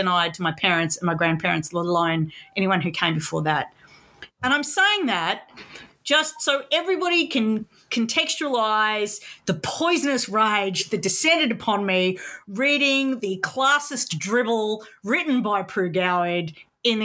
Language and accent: English; Sydney, New South Wales, Australia; I grew up in Sydney in suburbs